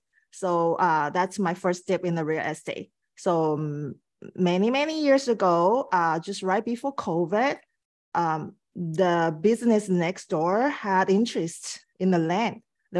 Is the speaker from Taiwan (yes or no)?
yes; Taiwan; now in Vancouver, Canada; I'm originally from Taiwan. So I moved to Vancouver like 20 something years ago.